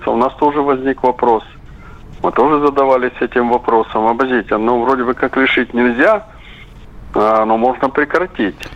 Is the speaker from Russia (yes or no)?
no; Crimea, Ukraine; я говорю как крымчанин, после воссоединения Крыма с Россией.